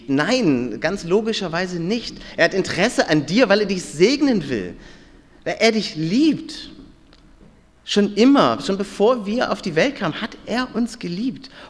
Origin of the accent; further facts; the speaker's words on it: Hamburg, Germany; Ich, war, ich bin ja aus Hamburg und war mit fünf Freunden ja hier wandern, äh, mal als Pfadfinder.